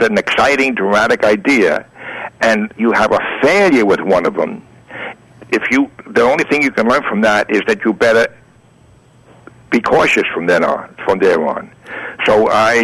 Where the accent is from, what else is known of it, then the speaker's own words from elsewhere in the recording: New York City, New York, United States; also born or lived in Greenwich Village, Manhattan; I was raised in the Bronx, but I moved to Manhattan